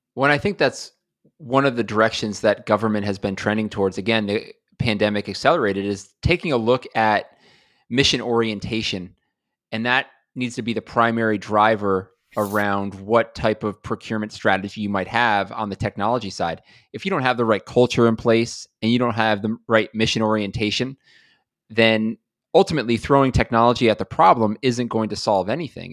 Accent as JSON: {"language": "English", "town": "Buffalo", "region": "New York", "country": "United States", "moved": "yes", "said": "I am originally from Buffalo, New York"}